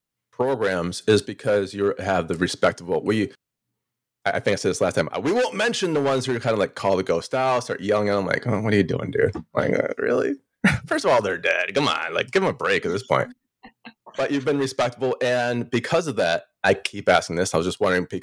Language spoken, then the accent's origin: English; Wisconsin, United States; I'm from Wisconsin